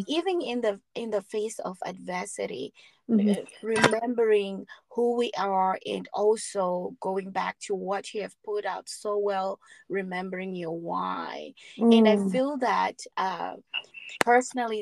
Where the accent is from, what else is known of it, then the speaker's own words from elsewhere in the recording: Zimbabwe; moved away as an adult; also born or lived in South Africa; we're coming from Zimbabwe